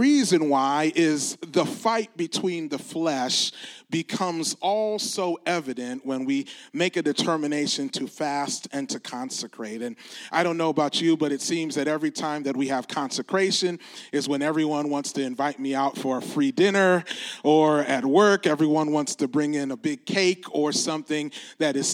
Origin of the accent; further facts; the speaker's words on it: Detroit, Michigan, United States; I'm from the Detroit area